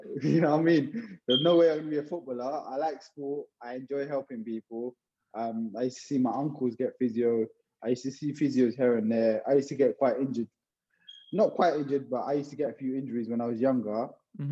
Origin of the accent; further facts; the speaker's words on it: Hounslow, London, United Kingdom; I was born in Hounslow, West Middlesex Hospital, to be precise. I grew up in Hounslow, went to school here